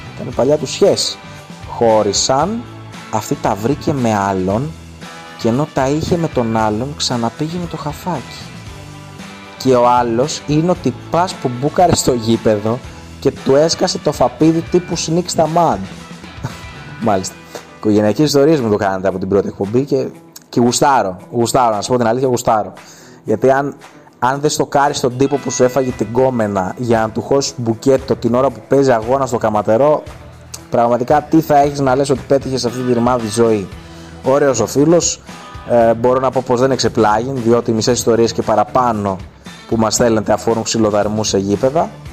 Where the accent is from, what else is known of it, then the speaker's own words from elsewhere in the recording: Kymi, Central Greece, Greece; στο χωριό μου στους Μαλιθιάνους στην Κίμη